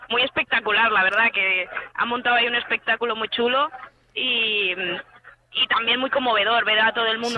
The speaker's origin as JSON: {"language": "Spanish", "town": "Alcobendas", "region": "Community of Madrid", "country": "Spain", "said": "Yo soy de Madrid, de Puras de Pa, de Alcobendas, de hecho, al lado de donde el padre Isaac."}